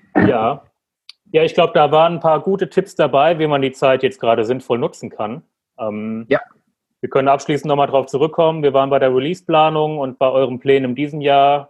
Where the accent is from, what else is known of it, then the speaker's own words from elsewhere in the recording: Frankfurt am Main, Hesse, Germany; moved away; Frankfurt ist ja meine Heimat